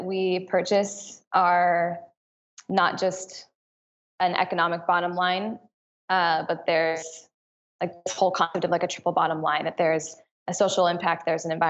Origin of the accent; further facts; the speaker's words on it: Michigan, United States; moved away; When I was growing up in Michigan in high school